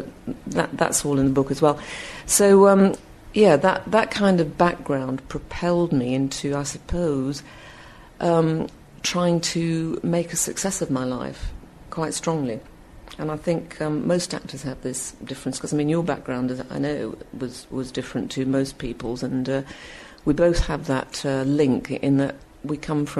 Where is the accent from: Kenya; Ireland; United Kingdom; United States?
United Kingdom; Bradford, Yorkshire and the Humber; Well, growing up in Bradford in the 50s was, it's a long time ago, obviously